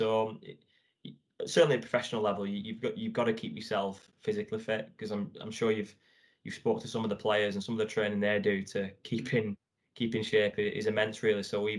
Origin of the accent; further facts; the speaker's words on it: England, United Kingdom; I'm like as English as it comes, really, in terms of that.